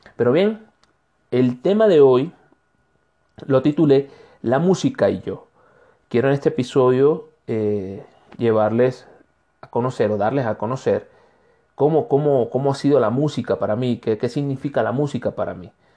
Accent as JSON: {"language": "Spanish", "town": "Barcelona", "region": "Anzoátegui", "country": "Venezuela", "tie": "born or raised there", "moved": "yes", "lives_now": "Ecuador", "said": "Barcelona, estado Anzuategui, que es donde, de donde yo soy, con mucho orgullo."}